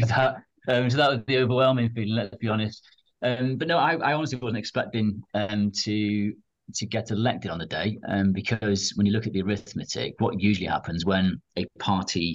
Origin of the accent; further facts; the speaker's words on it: Wales, United Kingdom; I'm born and bred in Wales, I'm proud to be from my part of the world, and I've never actually moved out of Wales